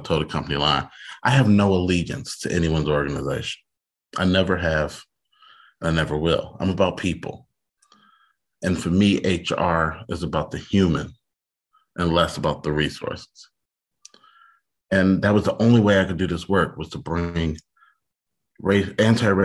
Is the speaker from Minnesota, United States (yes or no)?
no; Detroit, Michigan, United States; I grew up in Detroit in the 80s when it was the murder capital of the country